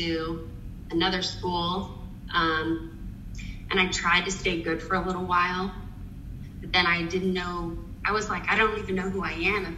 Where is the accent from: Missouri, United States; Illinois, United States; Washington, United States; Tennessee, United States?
Tennessee, United States; Nashville; accent: Southern; now in New York City, United States; I'm from Nashville, Tennessee, so you may hear a little Southern accent poking through sometimes.